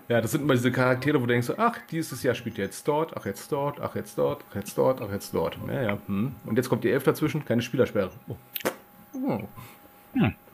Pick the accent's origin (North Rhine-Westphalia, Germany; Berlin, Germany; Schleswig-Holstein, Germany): Berlin, Germany; aus, aus Berlin